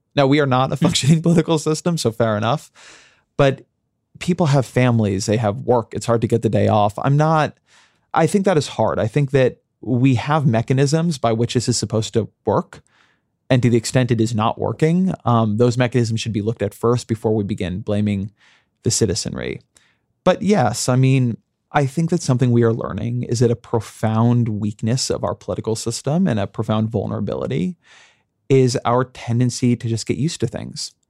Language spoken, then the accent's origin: English; United States; I'm an American